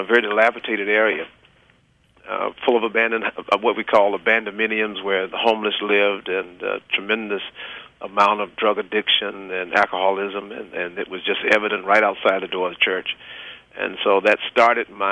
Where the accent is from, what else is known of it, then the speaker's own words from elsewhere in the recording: South Carolina, United States; moved away as an adult; now in Atlantic City, United States; I'm from South Carolina, and I attended South Carolina State University as well as Morris in South Carolina